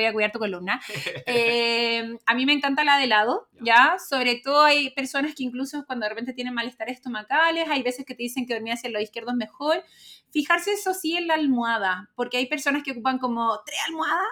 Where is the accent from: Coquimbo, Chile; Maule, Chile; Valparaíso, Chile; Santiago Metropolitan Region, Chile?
Santiago Metropolitan Region, Chile; Calera de Tango; vivía en el campo, en Calortango